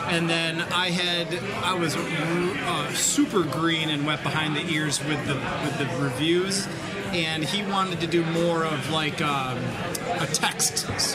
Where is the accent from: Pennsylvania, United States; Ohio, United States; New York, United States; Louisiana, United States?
New York, United States; Watertown; now in Buffalo, United States